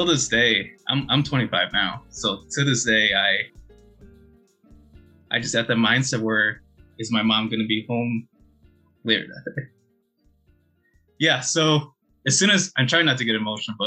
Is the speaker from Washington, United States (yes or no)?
no; Elgin, Illinois, United States; also born or lived in Chicago, United States; I was born in Elgin, Illinois, so that's a suburb close to Chicago